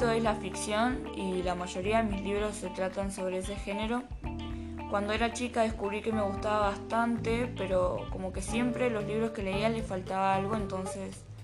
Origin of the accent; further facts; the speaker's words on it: Buenos Aires, Argentina; also born or lived in Bahía Blanca; Yo nací en Bahía Blanca y cuando era chica me, me mudé a Buenos Aires y acá me crié.